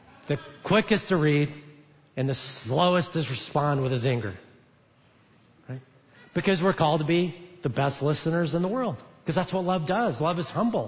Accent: Alabama, United States; moved away; I'm from Alabama

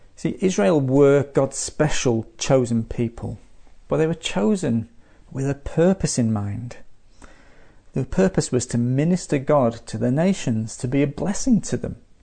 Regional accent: Manchester, North West England, United Kingdom; now in Adelaide, Australia; my hometown of Manchester

